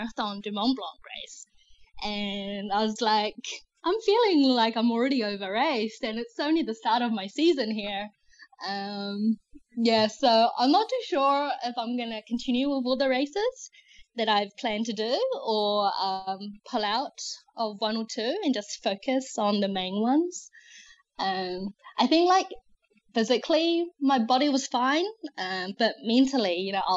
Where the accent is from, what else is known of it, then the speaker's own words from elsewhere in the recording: New Zealand; also born or lived in China; I'm originally from China. I moved to New Zealand when I was 5. And New Zealand's just really become my home.